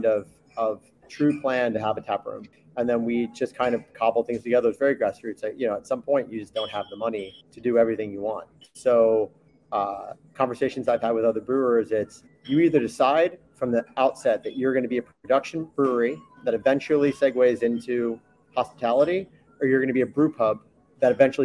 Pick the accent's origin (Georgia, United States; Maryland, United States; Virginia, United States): Maryland, United States; also born or lived in New York; now in Basque Country, Spain; I came over here from New York, born in Maryland, spent my early adult life in New York, working in food, and then I moved over with my wife, who's from here